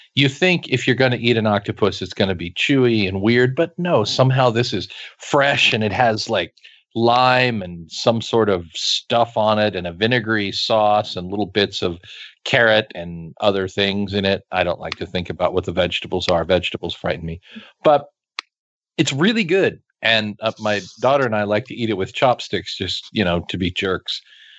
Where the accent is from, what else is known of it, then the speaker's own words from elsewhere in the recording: Kansas, United States; I grew up in Kansas.